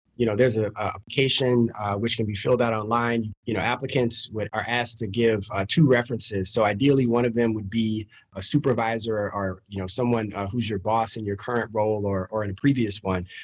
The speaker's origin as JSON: {"language": "English", "town": "Baton Rouge", "region": "Louisiana", "country": "United States", "tie": "born or raised there", "said": "I grew up in Baton Rouge"}